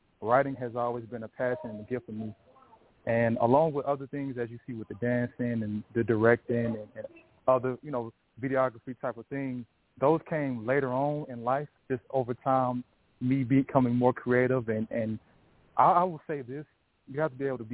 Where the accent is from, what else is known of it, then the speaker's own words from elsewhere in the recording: Warner Robins, Georgia, United States; moved away as an adult; now in Northern Virginia, United States; I'm from Warner Robins, Georgia. I'm currently in Northern Virginia right now. I've been here for about 10 years